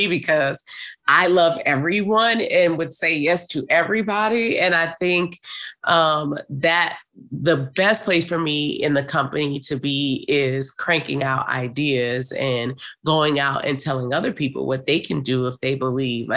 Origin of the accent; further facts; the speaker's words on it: New Orleans, Louisiana, United States; I'm from New Orleans.